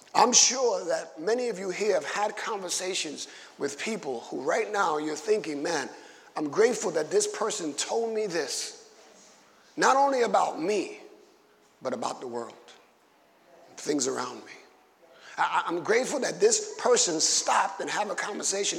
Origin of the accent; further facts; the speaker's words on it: New York City, New York, United States; I was growing up in Bushwick in the 70s